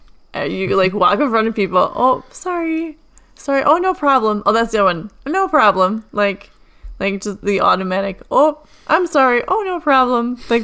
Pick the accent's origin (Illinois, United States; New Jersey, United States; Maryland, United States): Illinois, United States; I'm from Illinois.